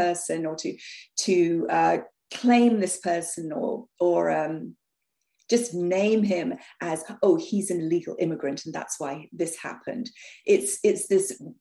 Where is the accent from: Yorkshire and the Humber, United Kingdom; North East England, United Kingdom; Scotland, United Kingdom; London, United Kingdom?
London, United Kingdom; moved away; as a child growing up in North London, we were the only quote unquote Indian family